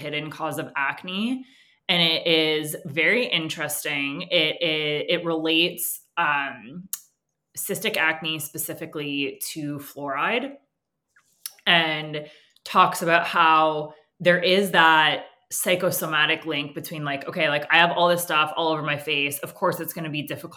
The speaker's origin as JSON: {"language": "English", "country": "Canada", "tie": "born or raised there", "first_language": "English", "said": "I also was born into an upper middle class family, English as my first language. I'm, you know, tall, white in Canada"}